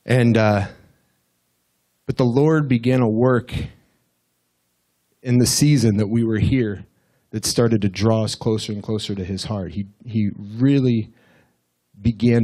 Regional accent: Russell, United States; I'm from Russell

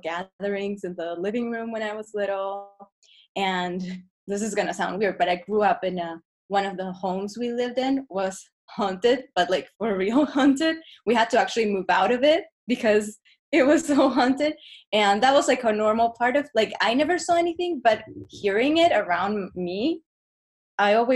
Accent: Chile; English is a second language; moved away as an adult; now in Los Angeles, United States; So I grew up in Chile, and I actually lived in LA for 2 years when I was 8 to 10 years old.

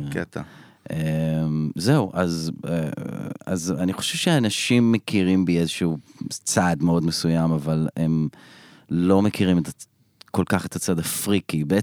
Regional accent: Elon Moreh, Israel; born or raised there; also born or lived in Bat Yam

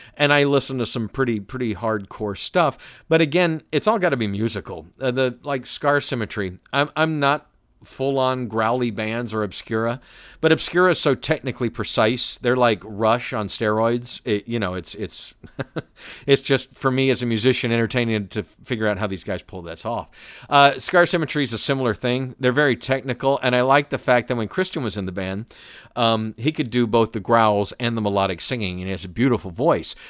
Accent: Atlanta, Georgia, United States; I was born and raised in Atlanta

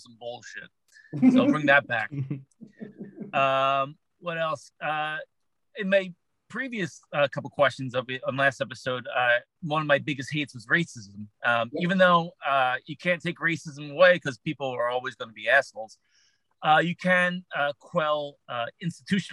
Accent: Philadelphia, Pennsylvania, United States; I grew up in Philadelphia, and every kid in Philadelphia played basketball

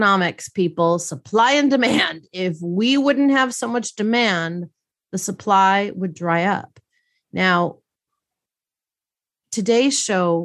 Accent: Milwaukee, Wisconsin, United States; I grew up in Milwaukee, Wisconsin, and let me tell you, we didn't know what that kind of money was

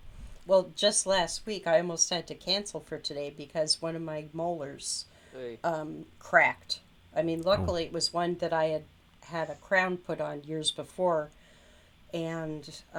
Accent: California, United States; born there; Like when I was born in California, so this is like early 70s.

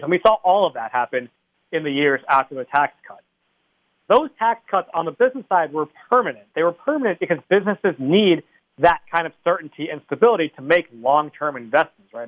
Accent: East Greenwich, Rhode Island, United States; my hometown of East Greenwich

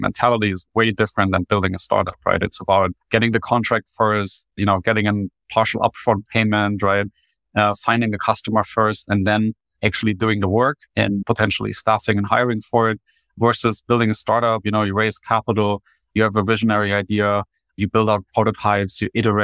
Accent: Germany; English is a second language; moved away as an adult; now in United States; you can probably already spot my accent. I grew up in Germany, made the transition to the United States in 2019

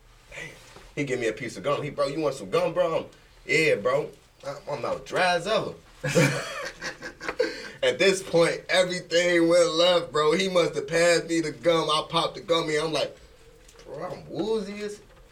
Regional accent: Belize; I'm from Belize

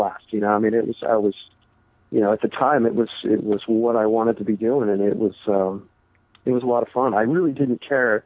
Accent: Northern California, United States; moved away as an adult; I was from Northern California. That's where I grew up, and so it was I wasn't a local

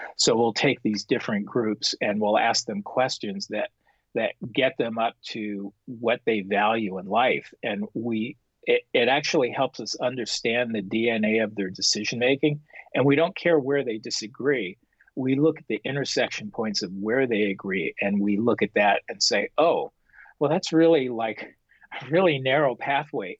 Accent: Los Angeles, California, United States; put them smack down into a little tract house with four kids in Pacoima, California, which was a predominantly Mexican American neighborhood, but my neighborhood was fairly still mixed. That was where I grew up

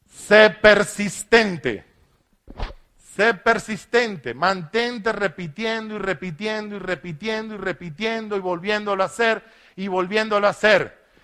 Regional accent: Maracaibo, Zulia, Venezuela; born there; Nilo es un zafiro profesor de la Universidad de Maracaibo, la ciudad donde yo nací

